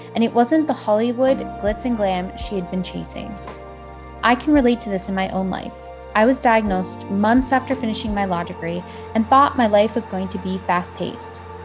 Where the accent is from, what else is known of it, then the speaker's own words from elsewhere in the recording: Toronto, Ontario, Canada; living in Toronto, Canada, which is my hometown